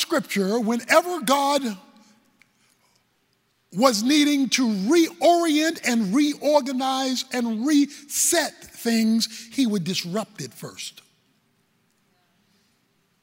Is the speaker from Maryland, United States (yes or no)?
yes; Baltimore, Maryland, United States; I'm from Baltimore